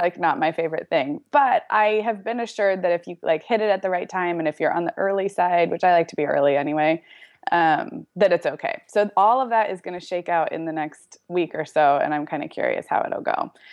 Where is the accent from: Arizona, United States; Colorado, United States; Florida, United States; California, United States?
California, United States; Santa Barbara; moved away as an adult; now in Orange County, United States; I grew up in Santa Barbara